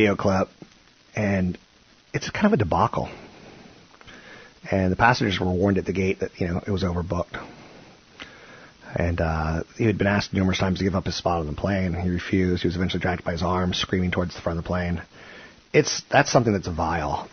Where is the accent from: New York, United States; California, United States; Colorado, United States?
California, United States; I'm Californian